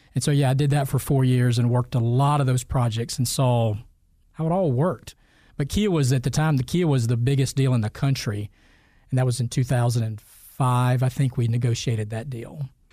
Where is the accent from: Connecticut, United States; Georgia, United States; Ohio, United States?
Georgia, United States; Fitzgerald; also born or lived in Ocilla, Georgia; I grew up in South Georgia in Fitzgerald and a little town next door to it called Osula.